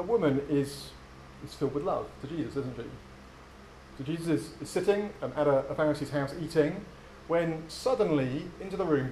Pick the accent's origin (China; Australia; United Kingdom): United Kingdom; England; moved away; also born or lived in United States; growing up in England